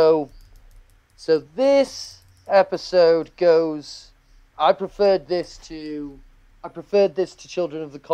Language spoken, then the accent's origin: English; England, United Kingdom; We're English